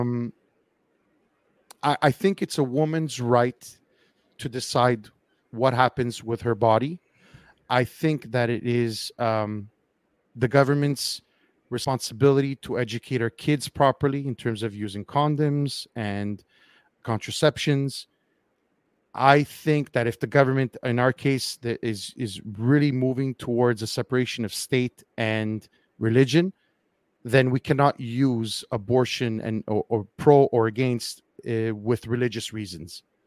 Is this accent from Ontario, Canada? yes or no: no; Quebec, Canada; we've voted already twice on, on a referendum whether or not Quebec wanted to secede from the rest of Canada